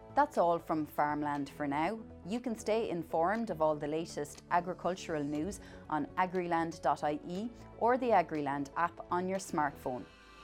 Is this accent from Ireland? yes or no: yes; the West of Ireland, Ireland; I'm from the West